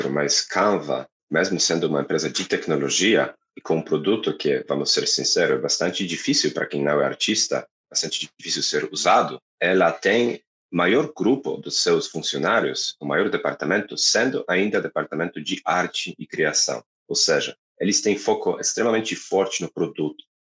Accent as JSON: {"language": "Portuguese", "country": "Poland", "second_language": "Portuguese", "lives_now": "Brazil", "said": "polonês, Brasil é meu oitavo país, português sétima língua, então vai, vai, vai ter um pouco de sotaque sim."}